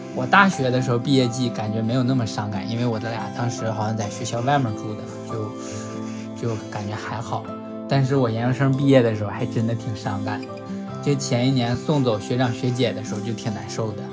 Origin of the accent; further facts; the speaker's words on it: Hulunbuir, Inner Mongolia, China; now in southern China; 呼伦贝尔的